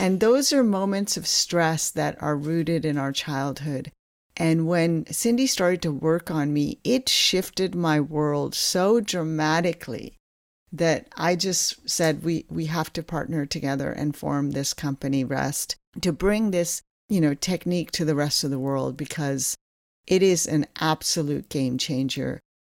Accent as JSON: {"language": "English", "region": "New Jersey", "country": "United States", "tie": "born or raised there", "also_born_or_lived": "Kolkata, India / Ithaca, New York / Stanford, California", "moved": "as an adult", "lives_now": "Seattle, United States", "said": "I was born in Kolkata, India, and when I was eight years old, my parents immigrated to this country, and I grew up on the East Coast in New Jersey"}